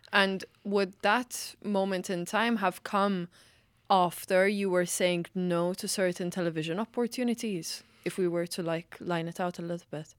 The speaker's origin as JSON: {"language": "English", "country": "Malta", "moved": "yes", "lives_now": "Ireland", "said": "I'm from Malta"}